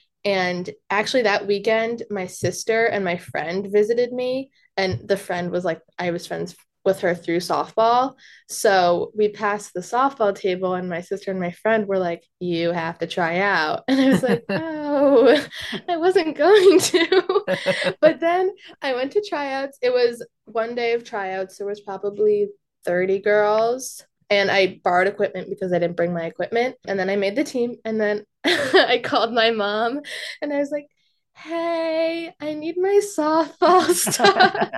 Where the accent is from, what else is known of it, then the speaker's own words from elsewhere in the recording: Westchester, New York, United States; I'm from Westchester.